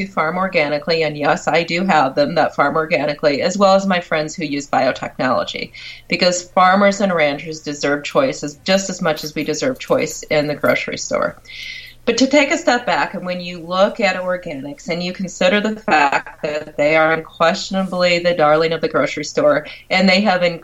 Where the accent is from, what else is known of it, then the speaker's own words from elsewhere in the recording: Michigan, United States; I'm from Michigan